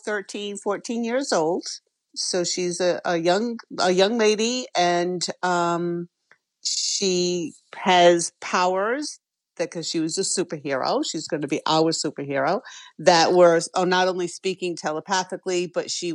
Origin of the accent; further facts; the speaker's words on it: Westport, Massachusetts, United States; I grew up in Westport, Massachusetts, and my parents had acres of land